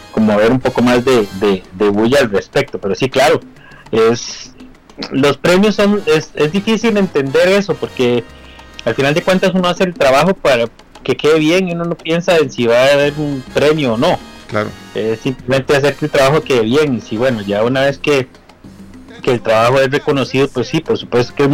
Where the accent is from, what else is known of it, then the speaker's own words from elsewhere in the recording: Costa Rica; toda la parte técnica que trabajamos con Rubén somos Ticos.